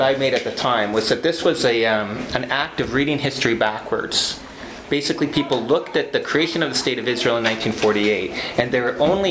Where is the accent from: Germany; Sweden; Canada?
Canada; Western Canada; moved away as an adult; also born or lived in England; My background is I'm Canadian from Western Canada